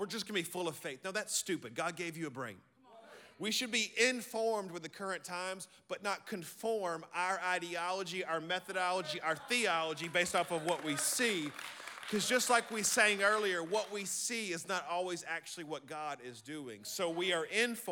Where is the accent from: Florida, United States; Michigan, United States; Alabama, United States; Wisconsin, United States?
Alabama, United States; Birmingham; I'm from Birmingham, Alabama, and we're not brilliant, but we love the Lord